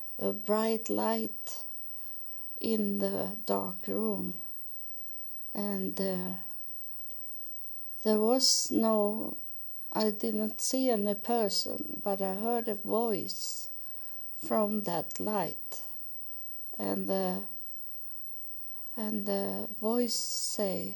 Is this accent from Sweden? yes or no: yes; Sweden; English is a second language; I was born in Sweden, and we didn't have so many churches.